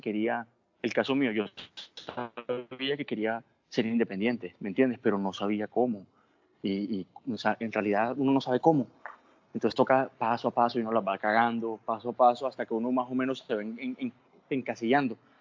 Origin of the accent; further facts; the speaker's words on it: Colombian Caribbean coast, Caribbean Region, Colombia; moved away as an adult; also born or lived in Bogotá; yo no soy venezolano, soy costeño